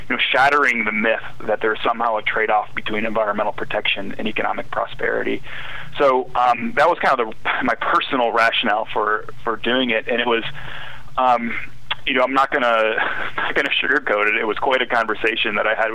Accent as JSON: {"language": "English", "region": "Midwest", "country": "United States", "tie": "born or raised there", "also_born_or_lived": "the South / Washington, D.C. / Arkansas", "moved": "as an adult", "said": "I grew up in the Midwest, and I'd lived most of my adult life in the South"}